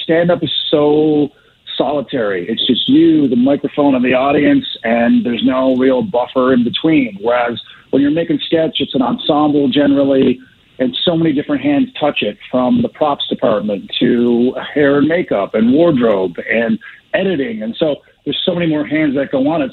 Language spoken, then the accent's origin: English; Newfoundland and Labrador, Canada; now in Calgary, Canada; I was just from Newfoundland